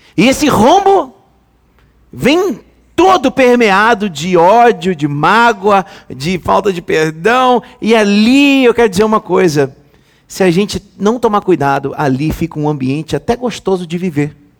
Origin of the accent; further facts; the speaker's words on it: Rio de Janeiro, Brazil; Eu nasci em 1981. Há tempo atrás. Tempo pra caramba. Nasci no Rio de Janeiro